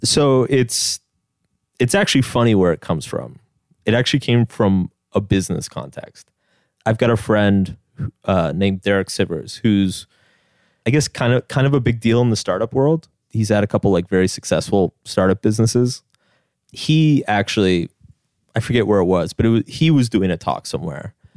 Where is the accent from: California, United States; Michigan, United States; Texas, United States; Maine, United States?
Texas, United States; Austin; now in New York, United States; I grew up in Austin, Texas